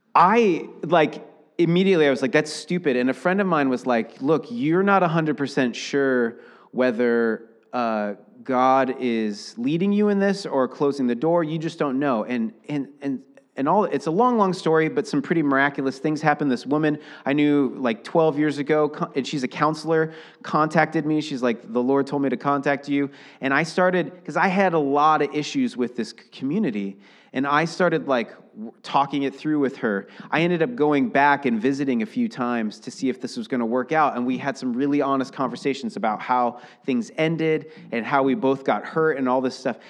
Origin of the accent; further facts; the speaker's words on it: Seattle, Washington, United States; now in Portland, United States; I grew up in Seattle.